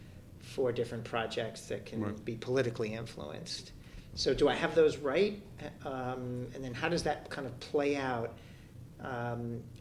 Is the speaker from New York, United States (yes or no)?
yes; New York, United States; I grew up in New York